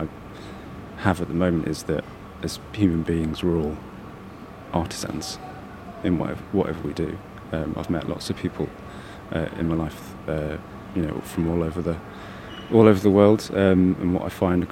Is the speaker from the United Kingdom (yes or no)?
yes; Leicester, East Midlands, United Kingdom; I'm from Leicester